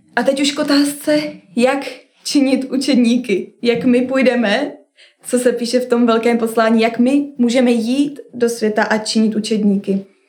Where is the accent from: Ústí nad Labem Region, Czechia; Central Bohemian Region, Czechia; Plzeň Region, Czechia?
Central Bohemian Region, Czechia; Kolín; moved away as an adult; u nás v Kolíně